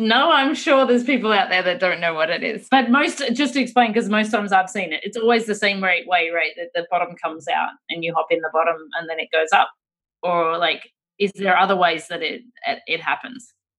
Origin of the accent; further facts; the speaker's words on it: Australia; being Australian